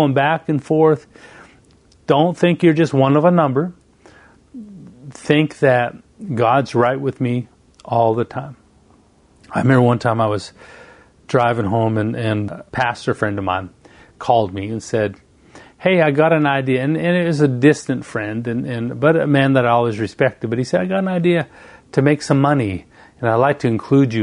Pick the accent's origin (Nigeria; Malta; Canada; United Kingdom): Canada; moved away as an adult; now in United States; I moved from Canada and went all the way to the United States, 3,000 miles away from home